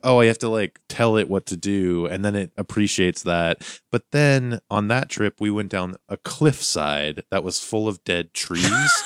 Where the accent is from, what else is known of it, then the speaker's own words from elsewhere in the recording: Montana, United States; my youth growing up in Montana